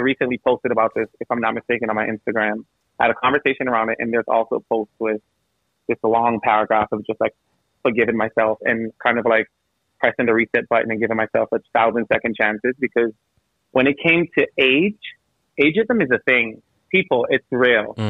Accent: St. Vincent & Grenadines; now in New York City, United States; I'm from the Caribbean. So, I'm from St. Vincent, super small island

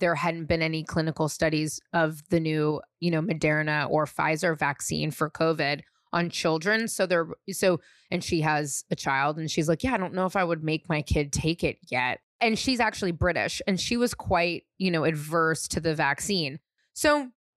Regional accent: San Francisco, California, United States; he and I were growing up in San Francisco

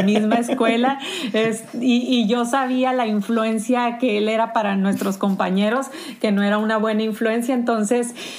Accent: Sonora, Mexico; moved away as an adult; also born or lived in Tijuana; soy sonorense, no sé si todavía se me nota en mi acento

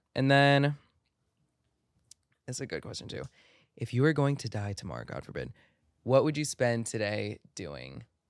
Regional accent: Maryland, United States; it's a song that will always and forever remind me of my first home that I grew up in Maryland.

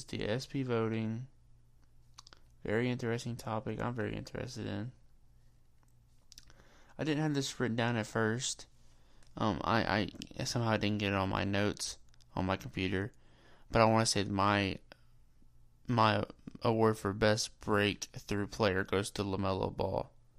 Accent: Kentucky, United States; I'm from Kentucky

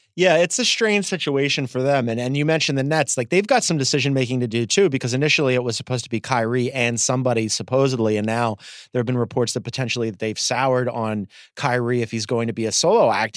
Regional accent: Philadelphia, Pennsylvania, United States; as a Philadelphian

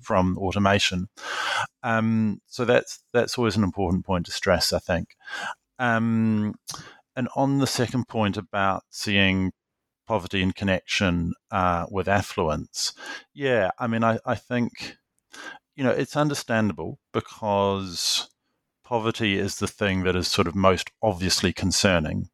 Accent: New Zealand; also born or lived in London, United Kingdom; I grew up in New Zealand and I studied here

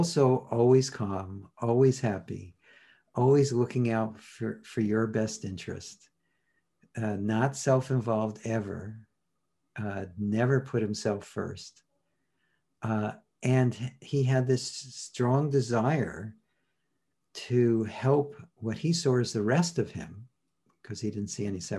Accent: New York City, New York, United States; moved away as an adult; also born or lived in Arizona; now in Washington State, United States; Born and bred in Brooklyn, New York, and grew up in New York and Manhattan

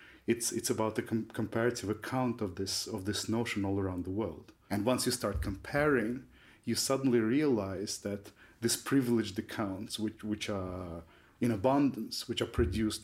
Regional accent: Russia; now in Groningen, Netherlands; I was born in the Soviet Union.

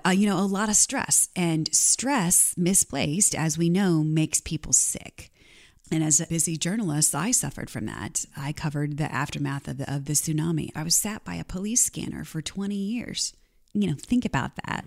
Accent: Canton, Missouri, United States; I grew up in Canton, Missouri, population of about fifteen hundred people

